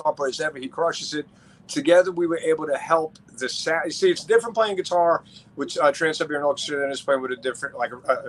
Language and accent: English; Long Island, New York, United States; where I grew up on Long Island, Nassau Coliseum